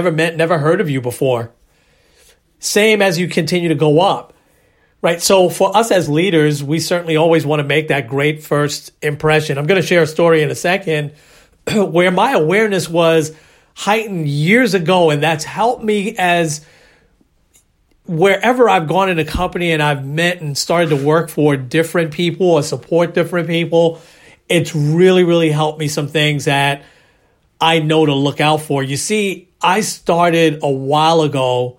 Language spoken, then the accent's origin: English; New York City, New York, United States; I was from the Bronx